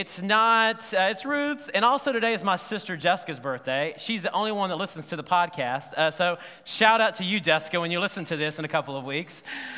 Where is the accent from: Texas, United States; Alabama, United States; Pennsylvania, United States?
Alabama, United States; Selma; Now, when I was growing up in Alabama and Selma, we only had a couple of restaurants to choose from.